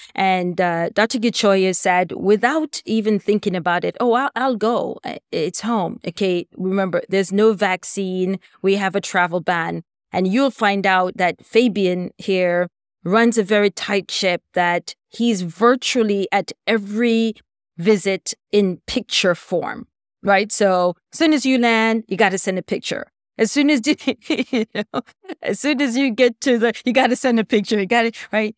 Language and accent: English; Jamaica; moved away; I'm from Jamaica originally